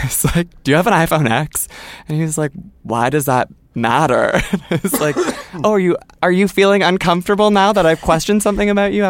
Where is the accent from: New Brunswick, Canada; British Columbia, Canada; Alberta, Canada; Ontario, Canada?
Ontario, Canada; Toronto; okay, so I'm from Toronto, someone's from Etobicoke, there's someone from London, Ontario, and then there's someone from Vancouver